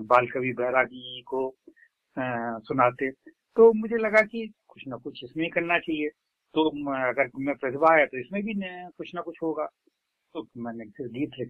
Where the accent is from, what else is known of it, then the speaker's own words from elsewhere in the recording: Uttar Pradesh, India; मेरा जन्म तो मेरे ननिहाल में हुआ लेकिन मैं पढ़ा पूरे उत्तर प्रदेश में बहुत सारी जगह